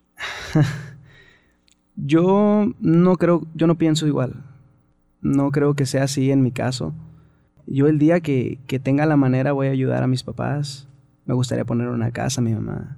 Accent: Mexicali, Baja California, Mexico; also born or lived in Tecate; now in Ensenada, Mexico; Soy nacido en Tecate, criado en Mexicali

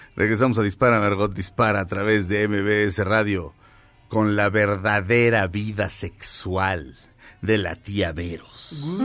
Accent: Mexico; Somos mexicanos, todos

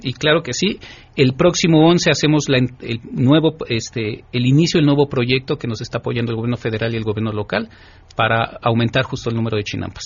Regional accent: Mexico; nuestra identidad cultural como mexicanos

